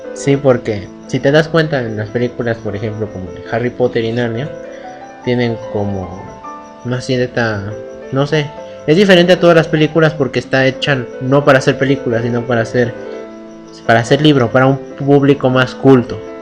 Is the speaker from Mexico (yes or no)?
yes; Mexico; Yo no soy argentino, soy mexicano.